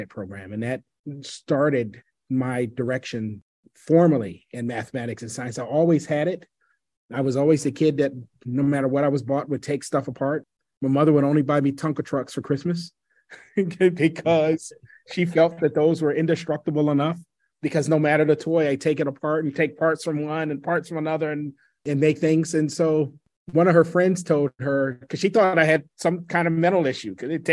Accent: New York City, New York, United States; I grew up in New York City during a very difficult time in that city's sojourn

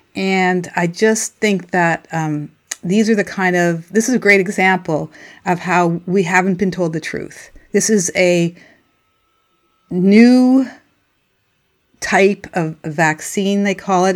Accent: Montreal, Quebec, Canada; moved away; also born or lived in Cape Breton Island; I grew up in Montreal

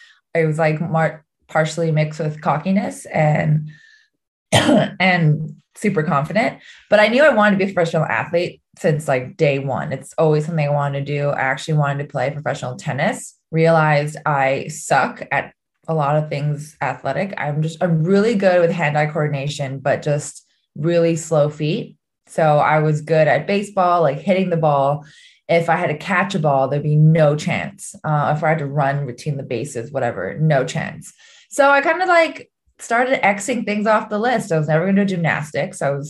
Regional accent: Oahu, Hawaii, United States; growing up in Hawaii had a big part to do with my non-traditional path. I had played in everything in Oahu, in Hawaii

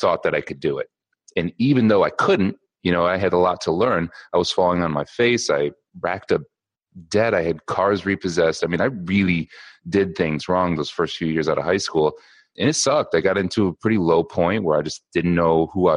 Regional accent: just outside of Ann Arbor, Michigan, United States; I grew up in Michigan, just outside of Ann Arbor.

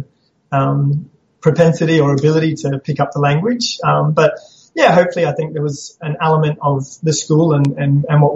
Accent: Townsville, Queensland, Australia; also born or lived in Papua New Guinea / Brisbane; I grew up in Townsville. I was born in Papua New Guinea, but then came back and lived in Townsville with my parents, so grew up here.

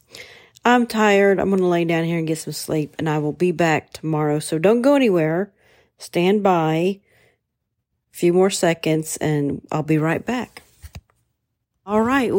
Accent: Portsmouth, Ohio, United States; moved away; Portsmouth, Ohio, my hometown.

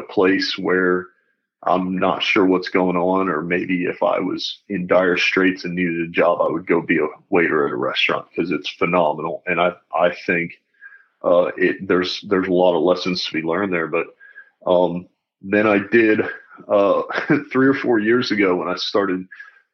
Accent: North Carolina, United States; moved away as an adult; also born or lived in Pennsylvania / Germany; grew up in North Carolina, raised in a pretty typical family

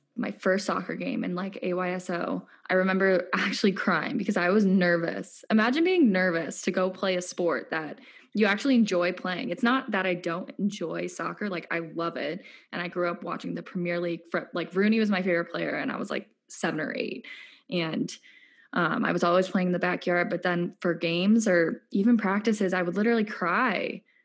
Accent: Lake Forest, Illinois, United States; moved away; I'm from Lake Forest, Illinois, which is a suburb north of Chicago.

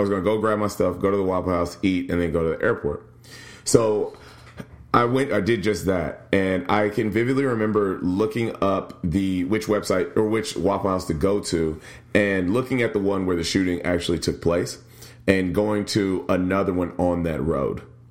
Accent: Nashville, Tennessee, United States; moved away; Nashville is International P in my hometown.

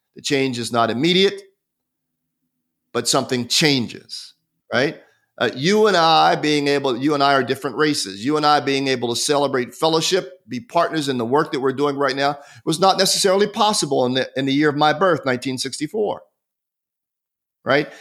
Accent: United States; also born or lived in Marietta, Georgia; I'm an American citizen

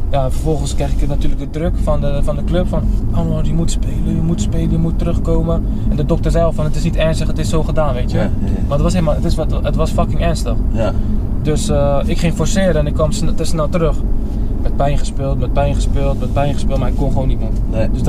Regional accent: Netherlands; moved away as an adult; 24 jaar ben ik pas weg uit Nederland.

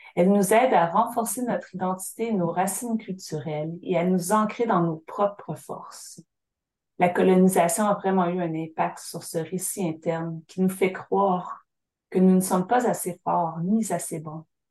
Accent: Syilx Nation, British Columbia, Canada; de ma terre natale, la nation Sili, un endroit appelé Kulo, le lieu de la terre jaune. C'est ici que j'ai grandi

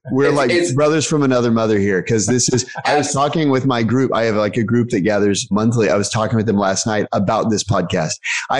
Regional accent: Dallas, Texas, United States; I'm from Dallas, so I'm partial to the Mavs.

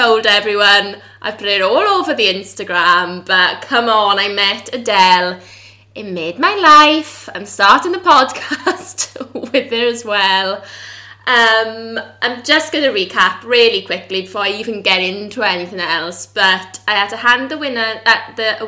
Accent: the Valleys, South Wales, United Kingdom; South Wales and they're on the valleys

